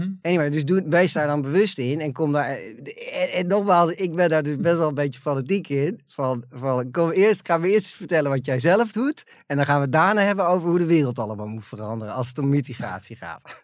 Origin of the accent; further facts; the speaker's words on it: Netherlands; waar wij allemaal als Nederlanders trots op zijn